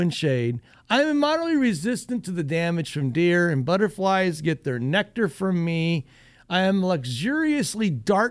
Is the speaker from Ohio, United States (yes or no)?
yes; Northwest Ohio, United States; I grew up in Northwest Ohio